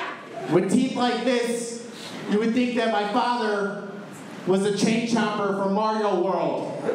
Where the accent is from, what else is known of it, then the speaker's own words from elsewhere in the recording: Chicago, Illinois, United States; I'm from Chicago, so I love Italian beef.